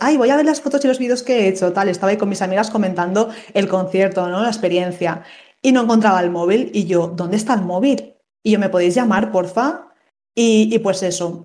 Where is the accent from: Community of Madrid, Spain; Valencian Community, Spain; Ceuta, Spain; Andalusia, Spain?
Valencian Community, Spain; Valencia; yo soy de Valencia